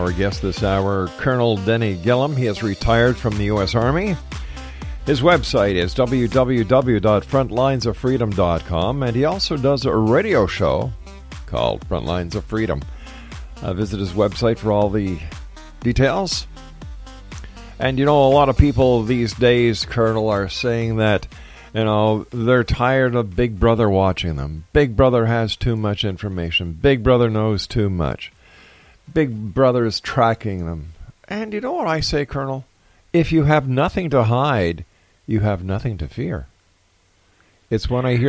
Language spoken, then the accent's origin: English; Canada; I'm a Canadian